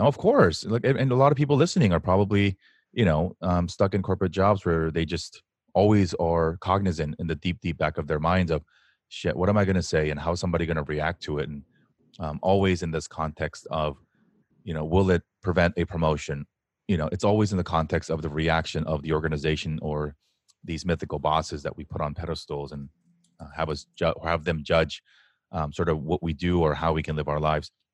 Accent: United States; we, especially as Asian American men, are raised with a double whammy of expectations

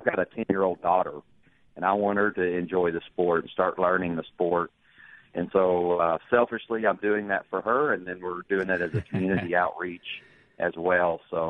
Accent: Little Rock, Arkansas, United States; moved away as an adult; now in Oxford, United States; growing up in Arkansas, coaching some in Arkansas

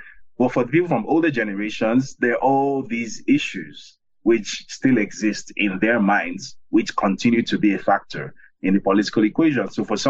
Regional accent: Lagos, Nigeria; I'm from Lagos, the semi-southwest, the largest city in Nigeria.

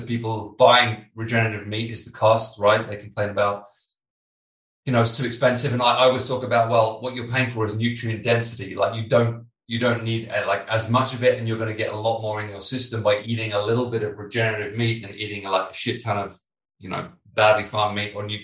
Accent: United Kingdom

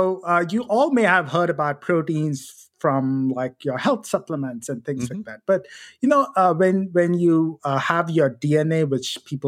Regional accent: India; moved away as an adult; now in United States; So my background, I come from India, and I came to UT Austin to do my PhD work.

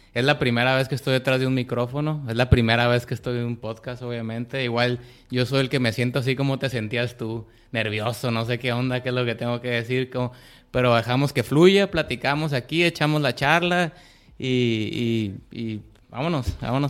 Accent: Culiacán, Sinaloa, Mexico; moved away as an adult; soy un morro de Culiacán, tengo 30 años, este, viví en, en, en, toda mi infancia en una, en una privada en Culiacán

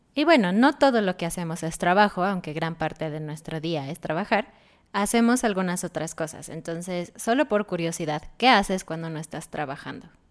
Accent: Mexico; nosotros somos de México

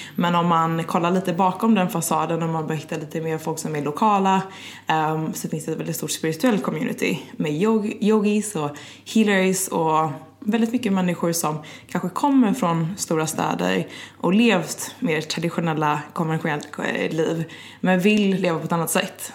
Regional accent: Gothenburg, Västra Götaland, Sweden; also born or lived in London, United Kingdom; now in Stockholm, Sweden; jag är ju svensk, men från västkusten, från Göteborg

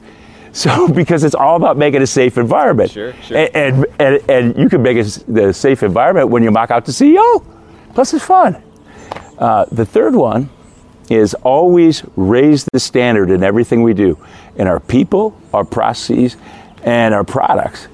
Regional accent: Midwest, United States; I grew up in the Midwest

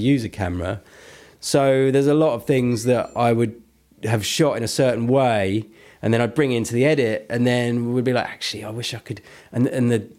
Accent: Benfleet, East of England, United Kingdom; I didn't grow up in Basildon, but I grew up in Benfleet, which is next door.

